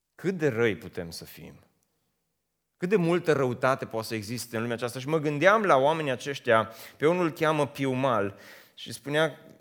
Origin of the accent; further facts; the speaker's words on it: Romania; moved away as an adult; also born or lived in United States; am preferat să mă întorc acasă, ca să nu mai fiu străin